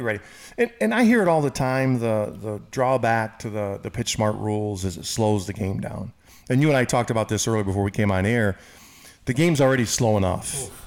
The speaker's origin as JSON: {"language": "English", "region": "Michigan", "country": "United States", "tie": "born or raised there", "moved": "yes", "said": "my hometown in Michigan"}